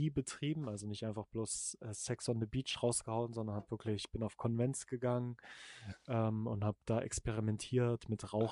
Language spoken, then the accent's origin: German; East Germany, Germany; ich komme aus dem Osten, ne, da ist so die Techno-Szene auch recht groß